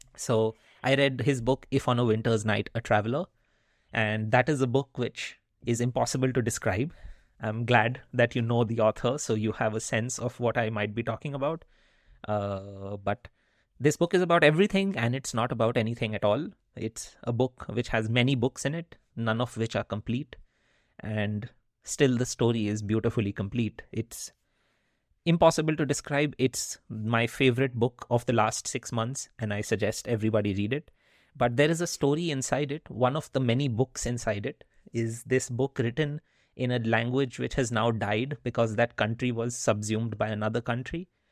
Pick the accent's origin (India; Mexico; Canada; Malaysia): India; first language Hindi; English is a second language; moved away; when I was growing up in India.